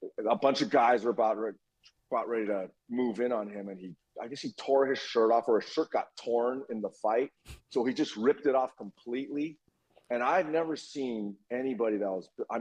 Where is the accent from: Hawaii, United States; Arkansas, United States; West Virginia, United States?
Hawaii, United States; Honolulu; moved away; also born or lived in Kentucky / Los Angeles; I grew up in Hawaii